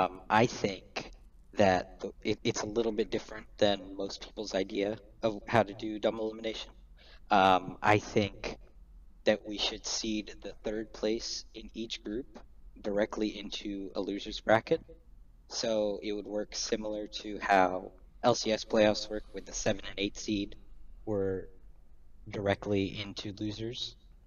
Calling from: Charlotte, North Carolina, United States; Calling from Charlotte, North Carolina.

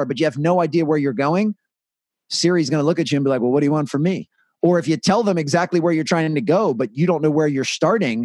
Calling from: Washington, District of Columbia, United States; I'm calling from Washington, D.C.

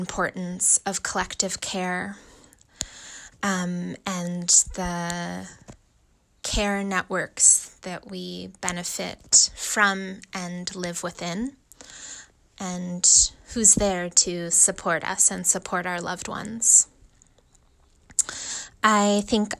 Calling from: Oakland, California, United States; I'm calling from Oakland, California

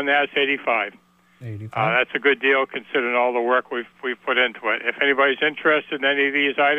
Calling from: Alburgh, Vermont, United States; in Allberg.

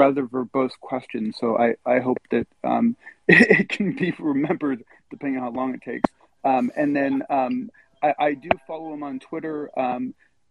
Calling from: Bay Area, California, United States; I am calling in from California, from the Bay Area.

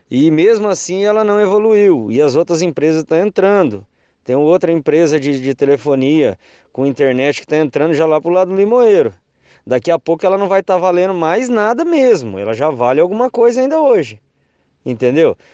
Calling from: Londrina, Paraná, Brazil; eu sou aqui de Londrina.

